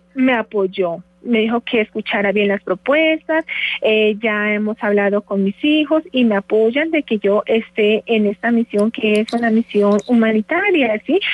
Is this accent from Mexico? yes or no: no; Nariño, Colombia; moved away as an adult; now in Bogotá, Colombia; de Nariño. Yo soy de Paz.